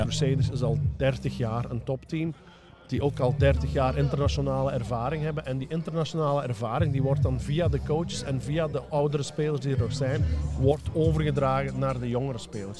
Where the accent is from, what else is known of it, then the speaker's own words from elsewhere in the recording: Belgium; moved away as an adult; also born or lived in Germany; Ik ben tien jaar uit België weg geweest. Eh, en toen ik in 2009 vertrok naar Duitsland